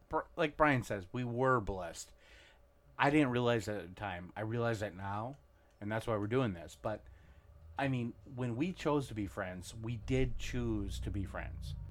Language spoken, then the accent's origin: English; Monticello, Minnesota, United States; we grew up in Monticello, Minnesota. I, I moved there when I was in third, actually in second grade.